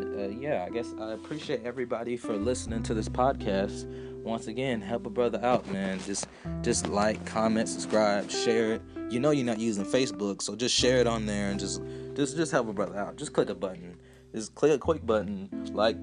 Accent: Atlanta, Georgia, United States; moved away as an adult; growing up in Atlanta

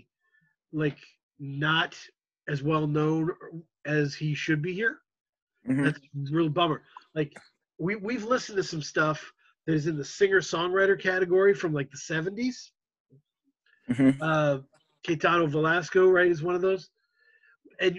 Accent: United States; as an American audience

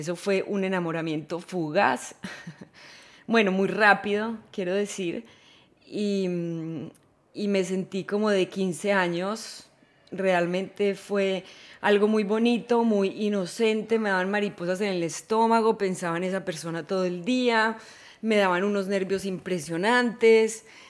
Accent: Manizales, Caldas, Colombia; yo no nací en Ámsterdam, nací en Manizales, Colombia

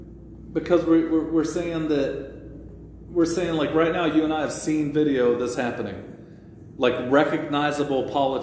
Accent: New England, United States; I'm going to go back to my ranch and pretend I'm a cowboy even though I'm from New England.

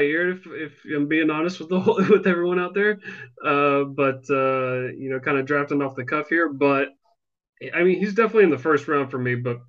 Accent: Deep South, United States; growing up in the Deep South

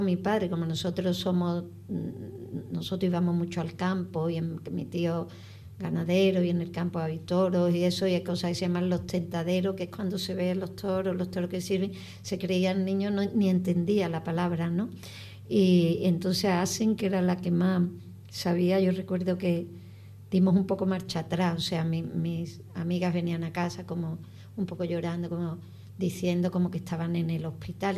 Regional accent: Spain; como española, eh, que como ciudadana de España

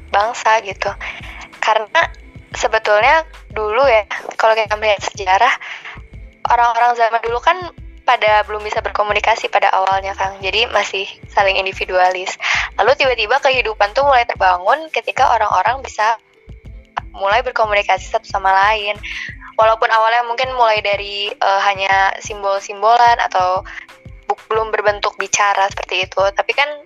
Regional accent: Bandung, West Java, Indonesia; sebagai Duta Bahasa Jawa Barat 2020. Aku berasal dari kota Bandung dan sekarang berkuliah di Institut Teknologi Bandung di semester 7.

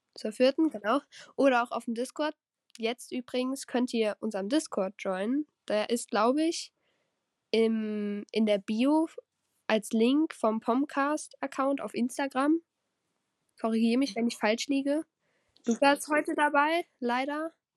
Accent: Rhineland-Palatinate, Germany; Ich komme aus Rheinland-Pfalz

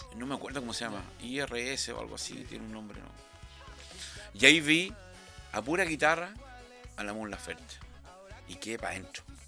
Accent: Chile; todos los chilenos

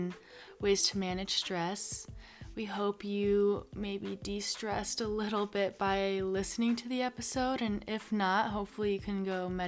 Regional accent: Arizona, United States; growing up in Arizona my whole life

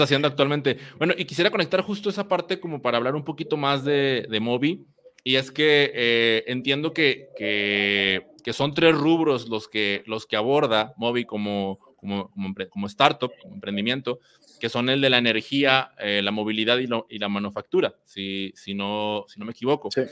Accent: Mexico; acá en mi país, en México

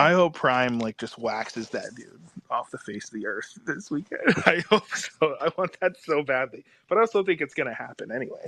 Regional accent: North Carolina, United States; I grew up in North Carolina

